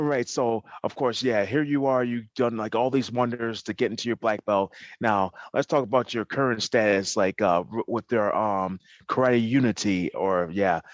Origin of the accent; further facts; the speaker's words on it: New York, United States; we're both from New Yorkers